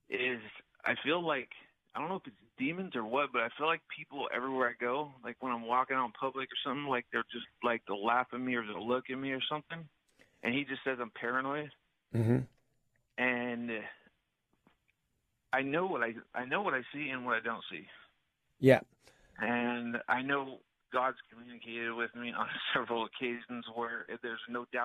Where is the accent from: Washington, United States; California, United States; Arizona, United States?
California, United States; Redlands